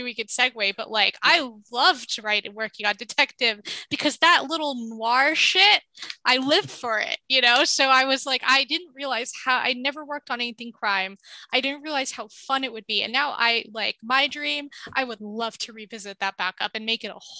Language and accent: English; New York, United States; also born or lived in Palestine; I was born and raised in New York